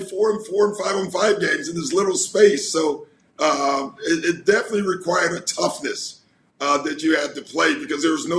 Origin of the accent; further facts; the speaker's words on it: Chicago, Illinois, United States; growing up in Chicago